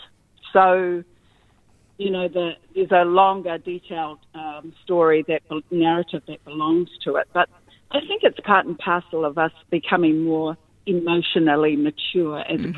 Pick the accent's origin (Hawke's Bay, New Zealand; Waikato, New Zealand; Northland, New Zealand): Northland, New Zealand; Russell; moved away; Okay, so I'm from Kororareka, and actually my history begins here through my father's lineage, and, you know, our people have been domiciled out in the Bay of Islands of Pipiri for over 1,000 years.